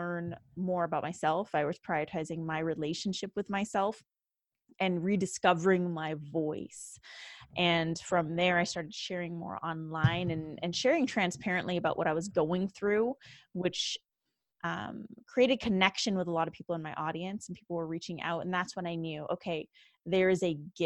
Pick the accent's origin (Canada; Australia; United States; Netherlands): Canada; born and raised in Canada.